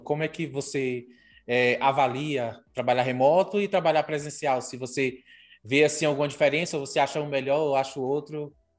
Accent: interior of Maranhão, Brazil; moved away; Eu sou do interior do Maranhão.

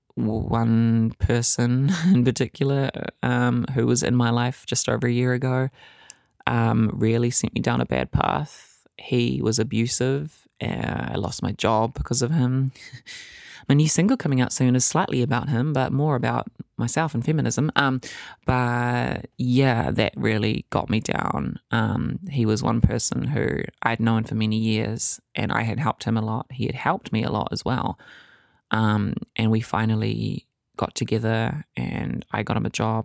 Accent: Whakatane, Bay of Plenty, New Zealand; It was hard growing up in Fakatane. I grew up there from the ages of eight to sixteen

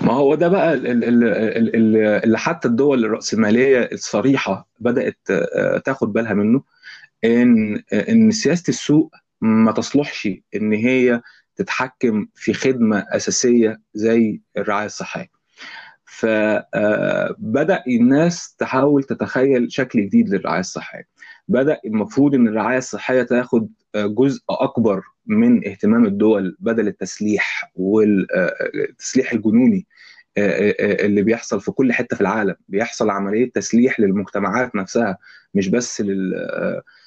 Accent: Egypt; عندنا في مصر

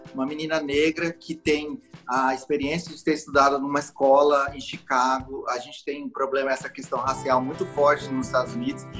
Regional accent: Mato Grosso do Sul, Brazil; eu também não sou de São Paulo, eu sou do Mato Grosso do Sul

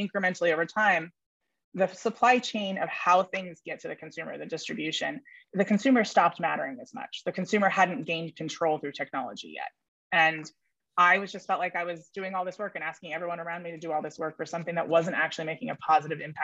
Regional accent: Silicon Valley, California, United States; also born or lived in New York City; I was raised in the Silicon Valley in New York City, which is a pretty interesting place to have been raised

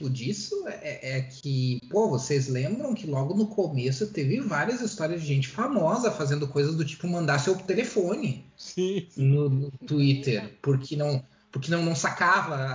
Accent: Rio Grande do Sul, Brazil; now in Santa Catarina, Brazil; eu não sou mais gaúcho, eu sou Sou catarinense, cara. Sou do mundo.

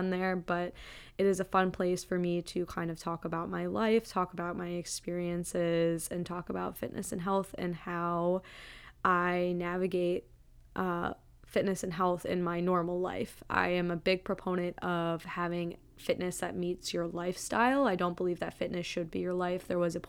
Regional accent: Wisconsin, United States; now in Boston, United States; I am a 27-year-old female who lives in the Boston area. I grew up in the Midwest in Wisconsin and then have bopped around on the East Coast and the Midwest basically my whole life.

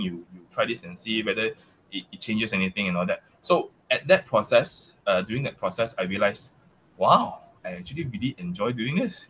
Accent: Malaysia; accent: Malaysia accent; English is a second language; I still have that that that Malaysia accent

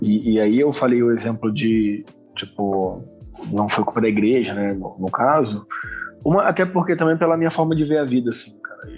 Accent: Vila Velha, Espírito Santo, Brazil; eu sou lá natural de Vila Velha

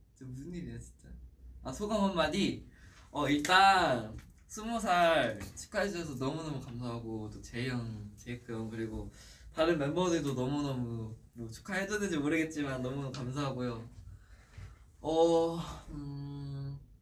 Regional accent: South Korea; oh, Korea

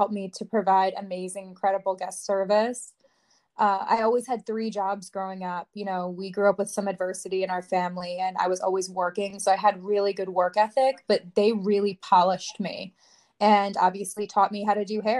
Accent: Watertown, Connecticut, United States; I'm from Watertown, Connecticut, and I've lived in Connecticut my whole life.

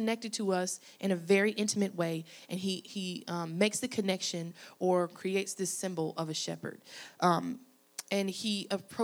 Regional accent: Arkansas, United States; moved away as an adult; now in Louisiana, United States; I'm originally from Arkansas

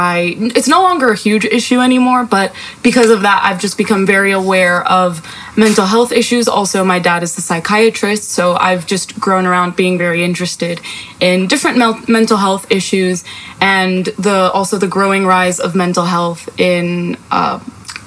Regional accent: United States; also born or lived in Spain; I grew up in America, which is why I speak like this

